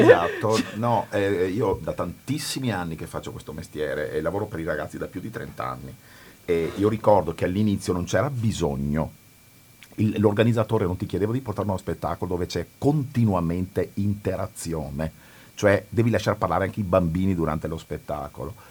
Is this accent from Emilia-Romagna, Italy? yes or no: no; Veneto, Italy; io sono veneto e sono nato in Veneto